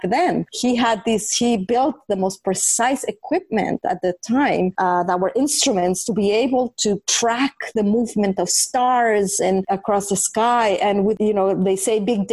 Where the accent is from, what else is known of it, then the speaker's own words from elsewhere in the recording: Mexico City, Mexico; moved away; when I was growing up in Mexico City, I was a very curious and inquisitive child